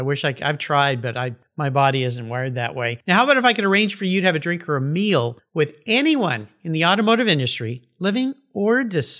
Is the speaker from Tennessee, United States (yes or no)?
no; San Diego, California, United States; When I grew up down in the San Diego area